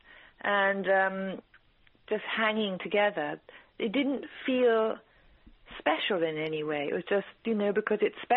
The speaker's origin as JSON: {"language": "English", "region": "England", "country": "United Kingdom", "tie": "born or raised there", "also_born_or_lived": "East Africa"}